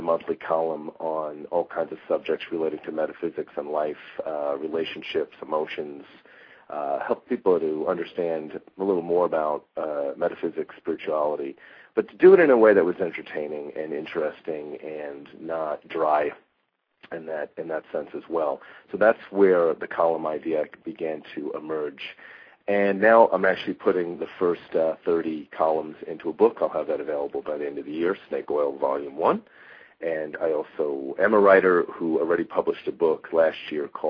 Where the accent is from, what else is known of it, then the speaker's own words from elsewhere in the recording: United States; now in Arizona, United States; I'm originally from New York